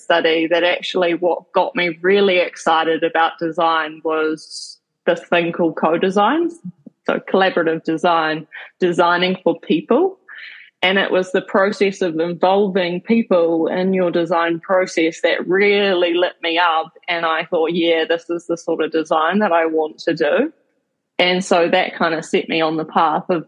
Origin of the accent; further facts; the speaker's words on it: Kaitaia, Northland, New Zealand; I grew up in Kaitaia, which is in the top of the North Island in a small place called Nataki.